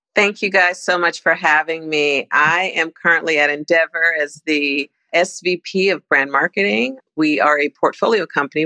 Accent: Toronto, Ontario, Canada; moved away as an adult; also born or lived in Nigeria / New York; now in Los Angeles, United States; I was born in Toronto, and after university, I moved from Toronto to New York.

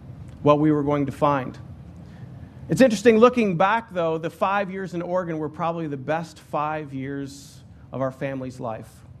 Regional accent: Ottawa, Ontario, Canada; moved away as an adult; I'm from Ottawa, Ontario

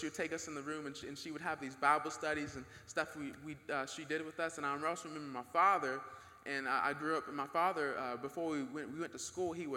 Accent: Marietta, Georgia, United States; we grew up in Marietta.

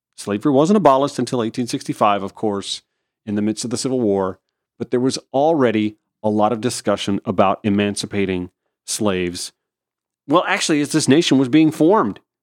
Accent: Augusta, Georgia, United States; a little spur of highway in my hometown that connects I twenty to downtown Augusta via Washington Road

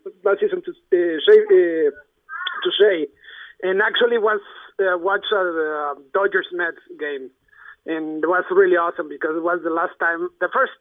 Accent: Mexico; now in Los Angeles, United States; from L.A., originally from Mexico

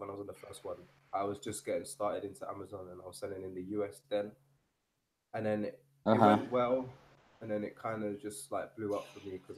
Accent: London, United Kingdom; moved away as an adult; now in Seville, Spain; I'm from London, England originally. Right now I'm living in Spain. I'm living in Sevilla

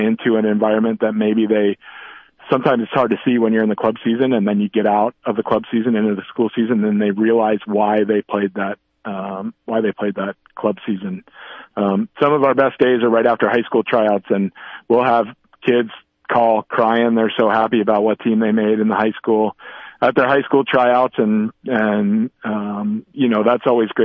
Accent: Rhode Island, United States; I'm a Rhode Islander

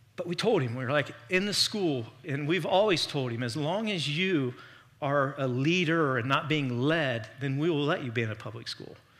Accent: Miami Valley, Ohio, United States; we're from the Miami Valley

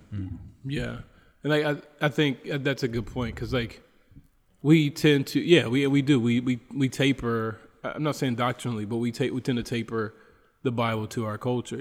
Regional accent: United States; moved away as an adult; now in Bolivia; I'm from the United States

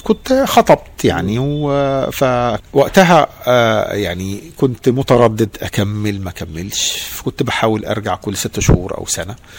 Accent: Egypt; moved away as an adult; also born or lived in New York; now in United States; انا مصري

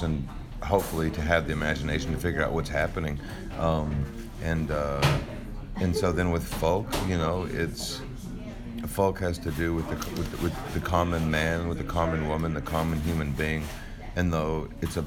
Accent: Texas, United States; being from Texas

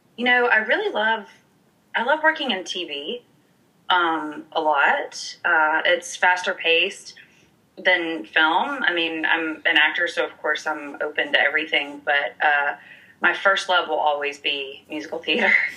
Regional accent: Montgomery, Alabama, United States; also born or lived in New York City; now in Los Angeles, United States; I grew up in Alabama, specifically Montgomery

